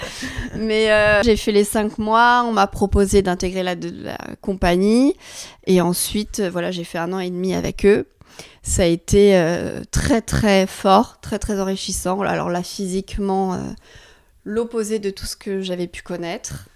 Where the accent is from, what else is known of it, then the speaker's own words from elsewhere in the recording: Forbach, Grand Est, France; moved away as an adult; also born or lived in Israel / New York / Lyon / Paris; c'est ma ville natale, à Forbach.